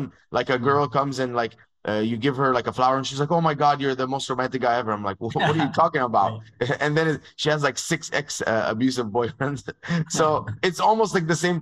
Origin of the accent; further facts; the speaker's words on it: Dubai, United Arab Emirates; moved away as an adult; also born or lived in Egypt; now in United States; I grew up in Dubai. So I was born in Egypt. And when I was 2.5 years old, my dad and my mom moved to Dubai. And that's where I grew up